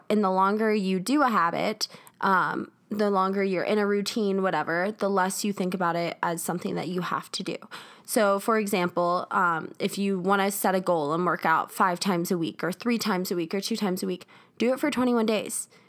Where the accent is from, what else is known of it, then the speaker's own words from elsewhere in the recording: South Carolina, United States; moved away as an adult; now in Denver, United States; I am originally from South Carolina. That's where my family lives.